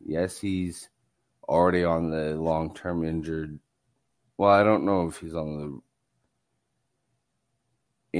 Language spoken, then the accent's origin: English; Canada; I'm Canadian